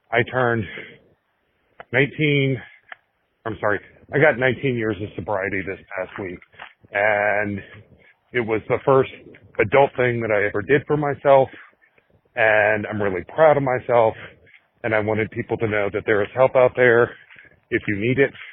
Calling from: Tucson, Arizona, United States; I'm calling from Tucson, Arizona.

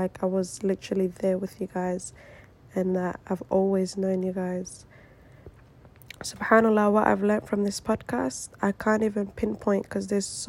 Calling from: Melbourne, Victoria, Australia; I am listening from Melbourne, Australia.

